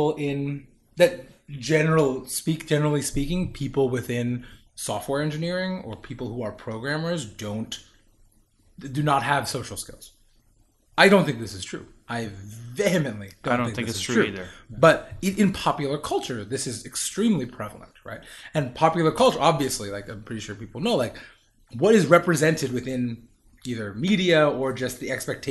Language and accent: English; New York, United States; also born or lived in Tennessee / Pennsylvania; I was away from New York or Tennessee, which I was officially born in, but I was left when I was like one year old